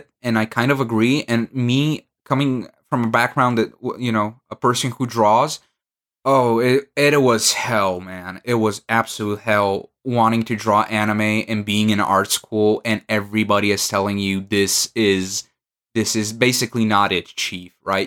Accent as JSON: {"language": "English", "country": "Bulgaria", "second_language": "English", "said": "I'm from Bulgaria"}